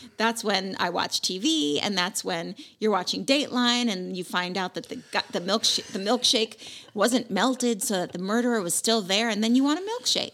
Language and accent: English; West Coast, United States; I'm from the West Coast.